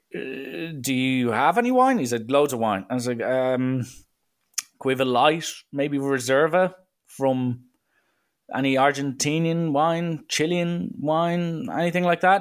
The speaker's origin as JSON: {"language": "English", "country": "Ireland", "said": "I'm like, uh, Ireland"}